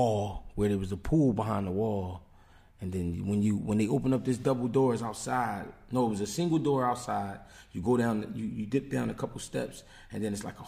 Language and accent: English; Philadelphia, Pennsylvania, United States; Philly, I was born in Abbotsford Projects and East Falls Project.